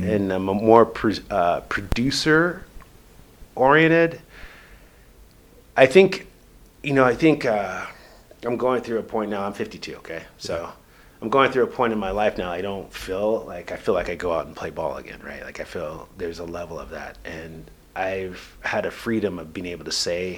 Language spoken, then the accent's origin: English; Los Angeles, California, United States; moved away; I'm more of an LA guy, just because I probably did grow up there